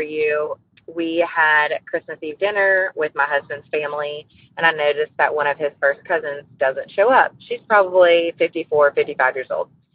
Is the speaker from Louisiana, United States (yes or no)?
yes; Louisiana, United States; I'm from Louisiana